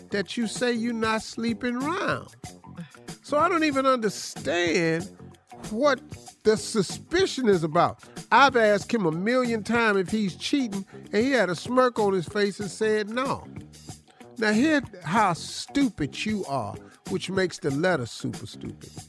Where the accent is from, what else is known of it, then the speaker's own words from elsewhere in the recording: Cleveland, Ohio, United States; I'm from Cleveland.